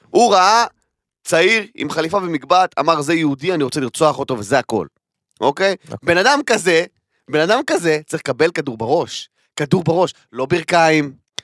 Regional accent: Kiryat Arba, Hebron Governorate, Palestine; אני גדלתי בקריית ארבע, אחי, אני גדלתי בחברון

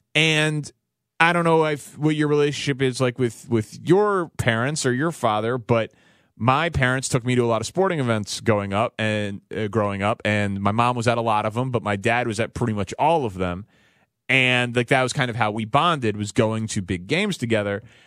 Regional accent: Chicago, Illinois, United States; I'm a Bulls fan as a child growing up in Chicago in the nineties

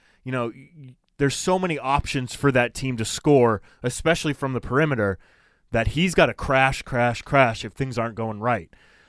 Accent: Framingham, Massachusetts, United States; now in Watertown, United States; Framingham, Massachusetts, my hometown.

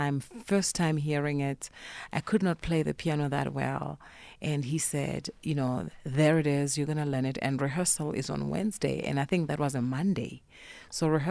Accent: Polokwane, Limpopo, South Africa; moved away; also born or lived in Cape Town; I grew up in Polokwane

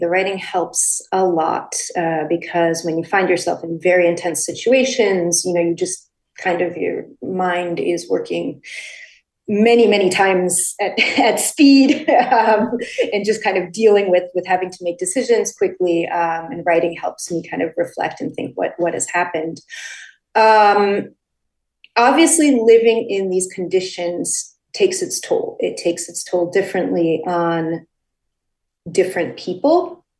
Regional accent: Connecticut, United States; I grew up in the United States, and actually I grew up in Connecticut precisely because all four of my Ukrainian grandparents in 1943, in the midst of World War II, were forced to leave their homeland.

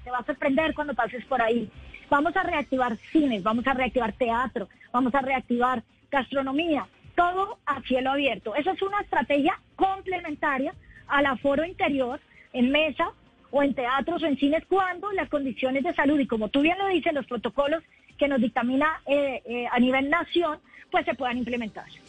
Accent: Bogotá, Bogotá Capital District, Colombia

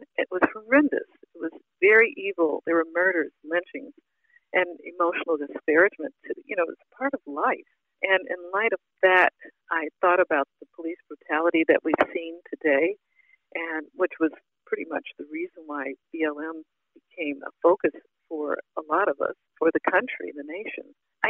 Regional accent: the South, United States; Growing up in the Jim Crow South was really one of the most difficult topics to write about

